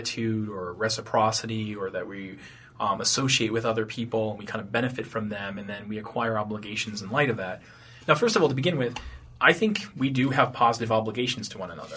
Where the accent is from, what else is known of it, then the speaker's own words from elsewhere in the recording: Tewksbury, Massachusetts, United States; also born or lived in Hudson, New Hampshire; I grew up in Tewksbury, Massachusetts, and Hudson, New Hampshire